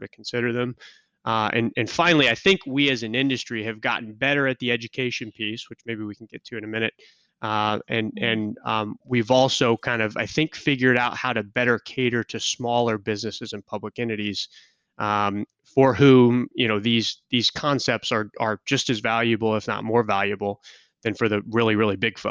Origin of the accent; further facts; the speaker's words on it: Kansas City, United States; moved away; I was born and raised in Kansas City.